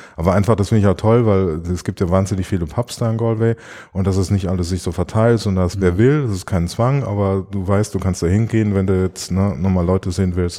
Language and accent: German; Germany; moved away; in meiner Heimat, in der Kupfalz